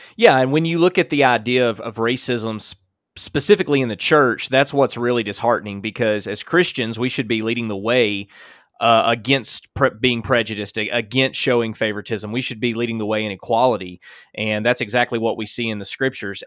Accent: Alabama, United States; as a white man growing up in Alabama

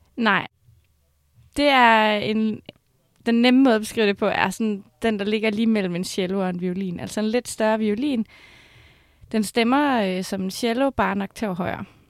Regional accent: Skive, Central Denmark Region, Denmark; der, hvor jeg kommer fra, så spiller man mest fodbold og håndbold

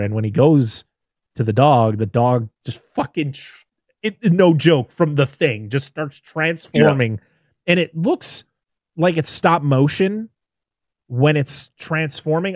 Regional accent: Massachusetts, United States

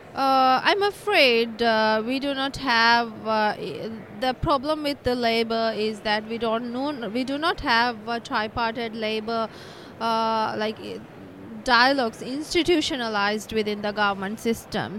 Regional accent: Maldives; I'm from Maldives, Maldives Trade Union Congress.

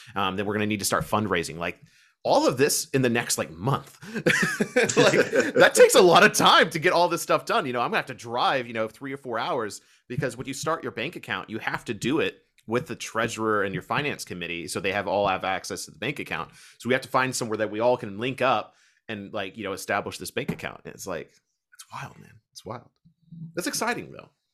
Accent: Kentucky, United States; accent: slight country twang; a normal American with a slight country twang, as I am from Kentucky

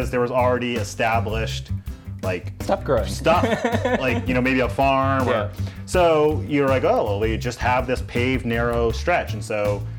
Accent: Tennessee, United States; I grew up in East Tennessee, and I say that as fast as possible.

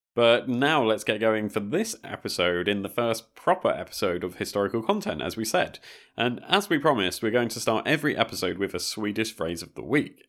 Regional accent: Brighton, South East England, United Kingdom; I'm from the south coast of the U K. I'm from Brighton

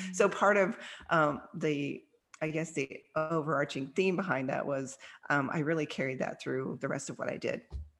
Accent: Kansas, United States; also born or lived in Australia; now in Dallas, United States; a little girl growing up in Kansas

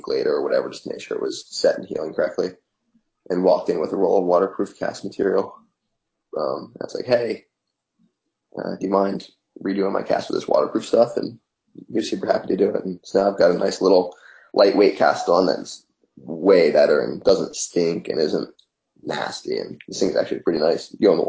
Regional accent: Cape May, New Jersey, United States; And I was born in Cape May, New Jersey, and you know, that's where we lived, and that's where my dad learned to sail.

